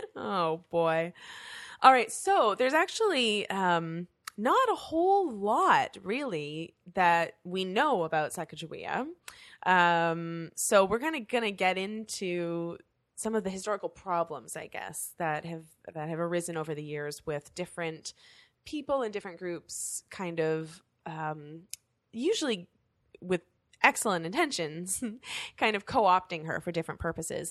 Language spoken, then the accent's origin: English; Canada; being Canadian